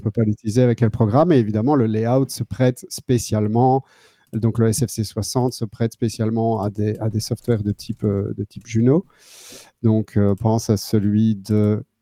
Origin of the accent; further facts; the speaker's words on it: Wallonia, Belgium; moved away as an adult; now in Netherlands; je viens du sud de la Belgique et j'habite ici depuis 2009. C'est au pays, Pays-Bas